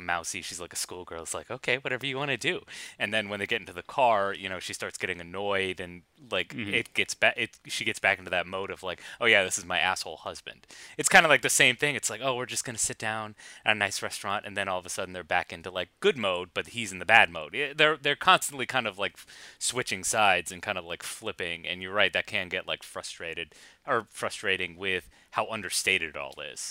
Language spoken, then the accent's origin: English; United States; I'm boorish American.